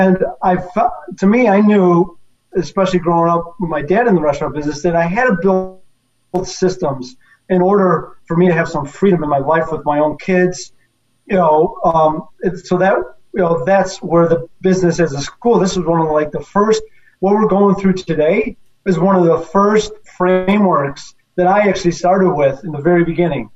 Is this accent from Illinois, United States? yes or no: yes; Chicago, Illinois, United States; I had some experience growing up in Chicago with my dad's places